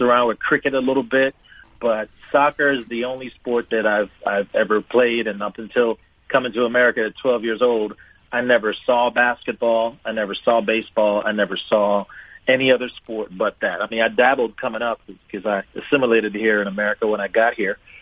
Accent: Jamaica; moved away; also born or lived in Wolverhampton, England; I was born in England, Wolverhampton, England, uh, to Jamaican parents

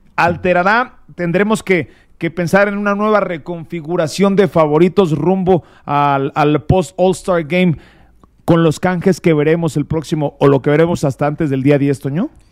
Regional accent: Mexico; somos mexicanos

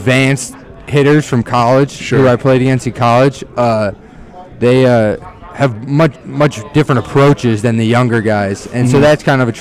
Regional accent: North Royalton, Ohio, United States; I'm from North Royalton, Ohio, so I would ride my bike down the street there

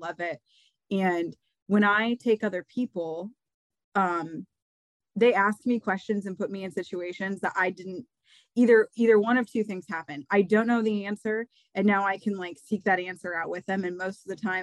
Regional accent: Iowa, United States; I'm born and raised in Iowa and haven't left the Midwest

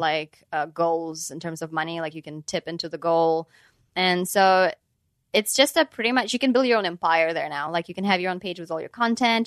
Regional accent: Ukraine; moved away; I'm from Ukraine

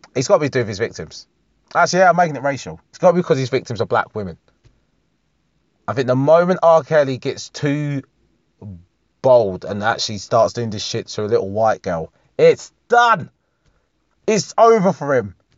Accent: United Kingdom; I don't identify as English. I'm more British

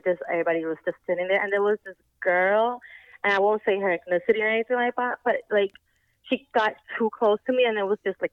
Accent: New York, United States; moved away; I'm originally from New York

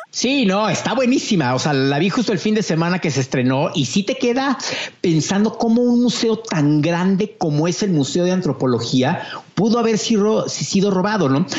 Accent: Mexico; como mexicano

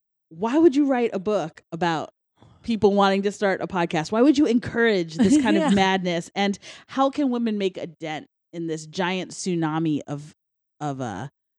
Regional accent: Westchester, New York, United States; I didn't have that much to begin with because I'm from Westchester

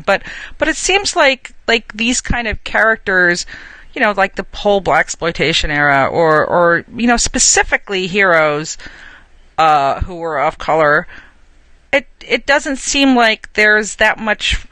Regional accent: New Jersey, United States; now in New York, United States; I grew up in New Jersey.

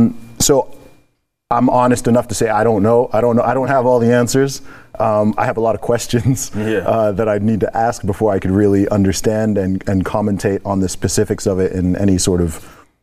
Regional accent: Saudi Arabia; I grew up in Saudi Arabia.

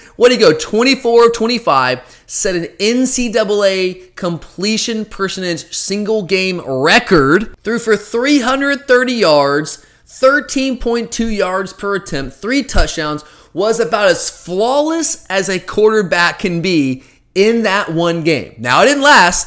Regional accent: Gwinnett County, Georgia, United States; I grew up in Gwinnett County, played in the G F L

